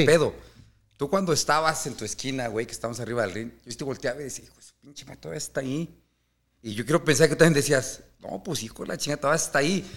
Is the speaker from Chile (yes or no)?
no; Mexico; somos mexicanos